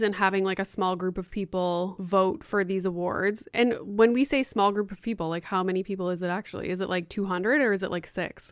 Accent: Sudbury, Ontario, Canada; we grew up in Sudbury

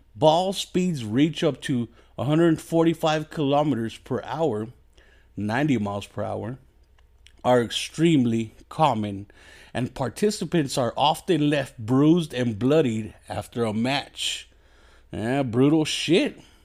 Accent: Mexico; I'm just a fat Mexican

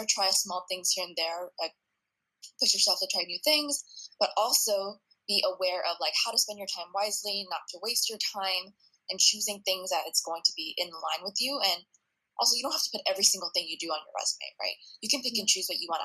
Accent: United States; I was the first one to be born here citizen

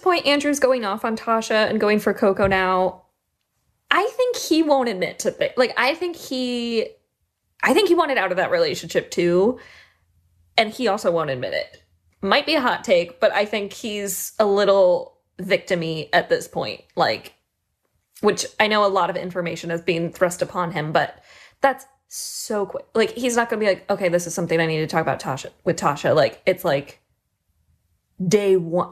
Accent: Ireland

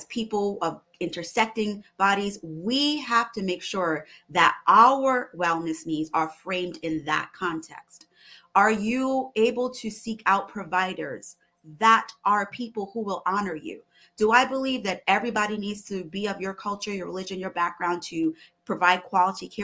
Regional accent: Barbados; moved away; also born or lived in West Indies; my cultural identity as a Barbadian woman, as an immigrant

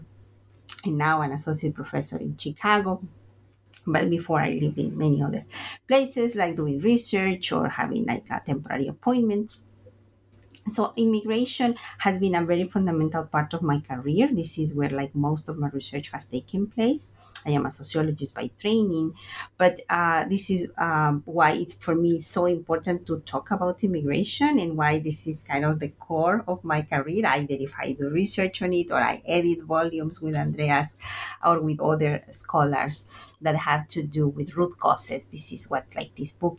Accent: Veracruz, Mexico; moved away as an adult; also born or lived in Mexico City, Mexico / New York, United States; I'm from Veracruz, Mexico, and my first migration was internal

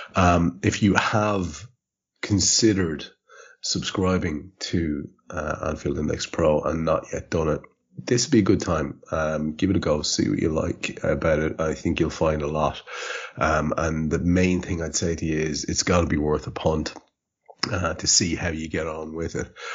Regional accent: Ireland; as an Irishman

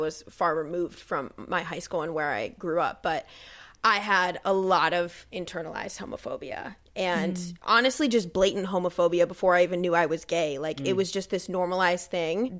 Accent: Ohio, United States; I grew up in Ohio

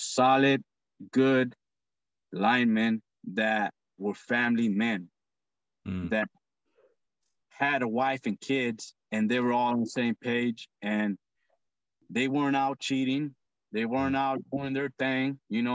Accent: Monrovia, California, United States; moved away as an adult; now in Northern California, United States; I'm from Southern California

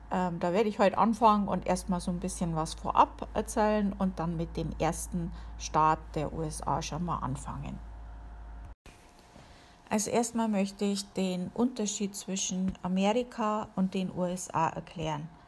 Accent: Amberg, Bavaria, Germany; Gut, bei uns in der Gegend, wo ich aufgewachsen bin, da war natürlich auch äh, eine Airbase, äh, die gibt es inzwischen nicht mehr, und zwar in Amberg war das.

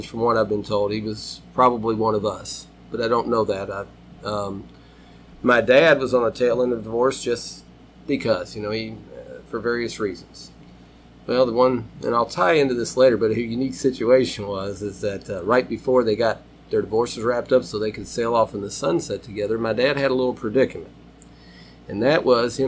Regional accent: Louisville, Kentucky, United States; born and raised in Fern Creek

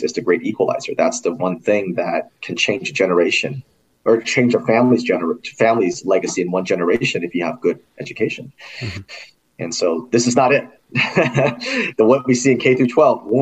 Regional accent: California, United States; moved away as an adult; also born or lived in New York; now in Indiana, United States; I was actually born and raised in California

